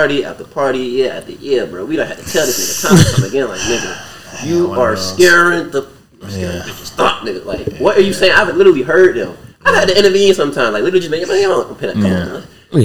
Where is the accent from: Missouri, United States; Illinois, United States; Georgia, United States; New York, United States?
Georgia, United States; Savannah; as a child growing up in Savannah